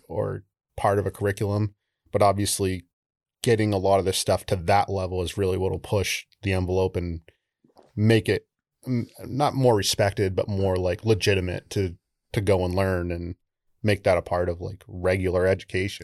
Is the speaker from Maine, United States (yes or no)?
yes; Old Town, Maine, United States; I grew up in on, uh, Penobscot Nation, which is an island on the Penobscot